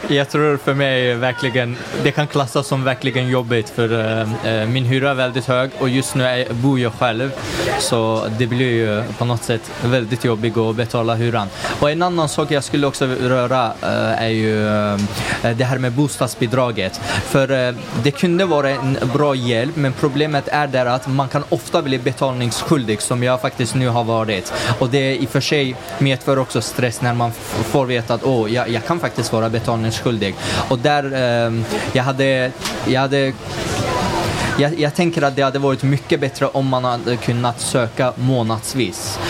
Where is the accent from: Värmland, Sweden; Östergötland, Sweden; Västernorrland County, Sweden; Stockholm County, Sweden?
Västernorrland County, Sweden; Sundsvall; moved away as an adult; now in Gothenburg, Sweden; jag kommer själv från Sundsvall, Norrland